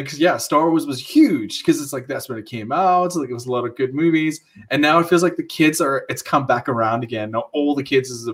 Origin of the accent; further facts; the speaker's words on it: South Africa; moved away as an adult; I grew up in South Africa, that's why I sound funny.